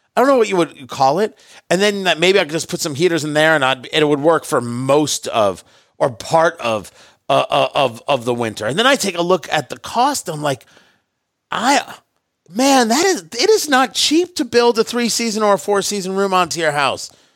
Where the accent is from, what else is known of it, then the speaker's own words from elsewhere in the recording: New York City, New York, United States; moved away; also born or lived in Indianapolis; I was born in Brooklyn, right? Born in Brooklyn, New York.